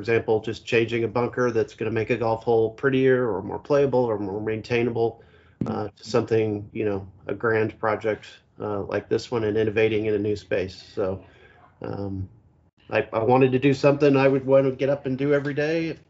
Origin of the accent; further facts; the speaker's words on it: Kansas City, Missouri, United States; I'm from Kansas City, Missouri, so that's kind of in the middle of the country, and the golf isn't terribly good in where I grew up